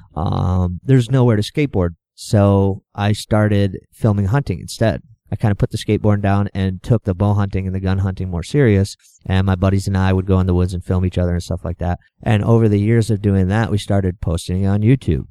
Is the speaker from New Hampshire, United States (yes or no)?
yes; Exeter, New Hampshire, United States; I was born and raised in Exeter, New Hampshire.